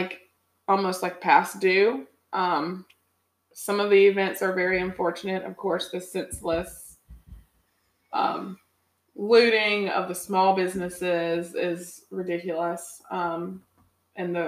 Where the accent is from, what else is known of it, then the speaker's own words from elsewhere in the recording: Rocky Mount, North Carolina, United States; now in Raleigh, United States; Rocky Mount, my hometown